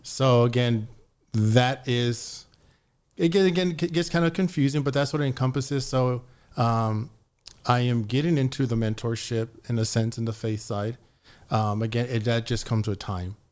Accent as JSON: {"language": "English", "town": "San Antonio", "region": "Texas", "country": "United States", "tie": "born or raised there", "said": "I grew up in San Antonio"}